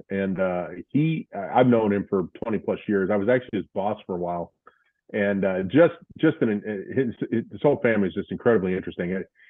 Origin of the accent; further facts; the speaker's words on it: St. Louis, Missouri, United States; moved away as an adult; also born or lived in Wisconsin; now in Orlando, United States; my growing up in St. Louis